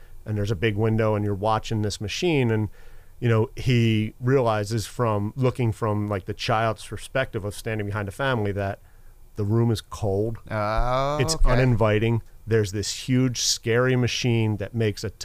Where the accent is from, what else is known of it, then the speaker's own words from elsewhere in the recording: Philadelphia, Pennsylvania, United States; I grew up in Philadelphia, went to high school in Center City, went to college in Center City, Philadelphia